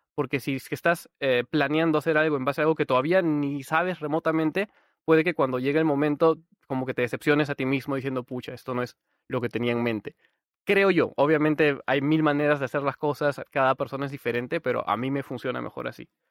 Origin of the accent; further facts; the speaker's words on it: Peru; yo soy de Perú